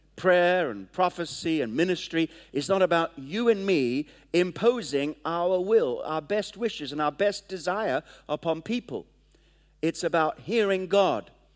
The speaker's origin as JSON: {"language": "English", "country": "Kenya", "tie": "born or raised there", "moved": "yes", "said": "I was born in Kenya"}